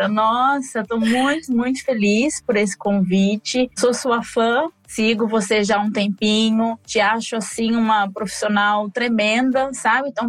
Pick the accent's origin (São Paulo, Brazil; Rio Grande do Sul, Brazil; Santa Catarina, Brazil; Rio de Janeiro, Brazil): São Paulo, Brazil; Presidente Prudente; now in Maringá, Brazil; agora eu moro atualmente em Maringá, Paraná, mas eu vim de Presidente Prudente, interior de São Paulo, né?